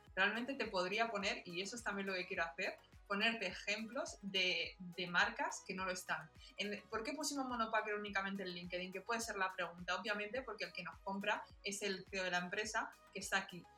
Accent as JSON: {"language": "Spanish", "town": "Alicante", "region": "Valencian Community", "country": "Spain", "said": "yo soy de Alicante"}